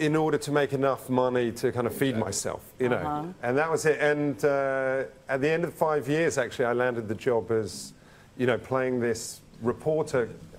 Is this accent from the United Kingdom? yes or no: yes; London, United Kingdom; moved away; You know, when I grew up in London, you know, in a suburb of London